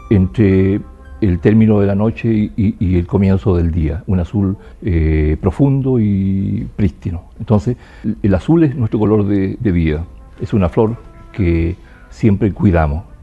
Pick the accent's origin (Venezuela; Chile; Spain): Chile; Quechurewe, Araucanía; also born or lived in Temuco; soy poeta, oralitor, ensayista, vengo del sur de Chile, desde la comunidad en la que habito, que se llama Quichurehue, que es un lugar que está en la región de la Araucanía, cerca de un hermoso lago que se llama Lago Colico.